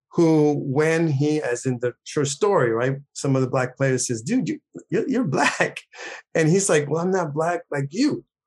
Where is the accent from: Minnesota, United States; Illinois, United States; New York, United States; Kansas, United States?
New York, United States; also born or lived in Puerto Rico; I was born there. I, you know, like, five and a half years old, something my mother took me to New York. I grew up in New York